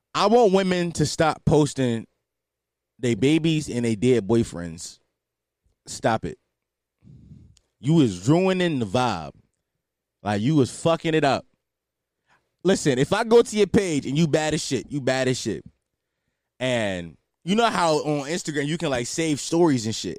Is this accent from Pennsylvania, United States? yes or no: yes; Philadelphia, Pennsylvania, United States; I'm from Philadelphia